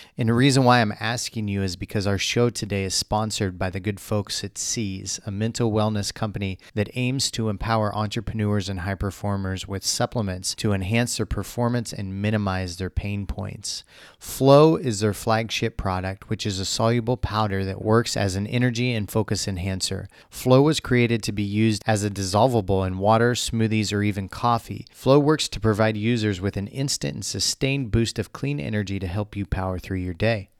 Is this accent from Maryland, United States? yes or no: no; Missouri, United States; I grew up in Missouri, so much different environment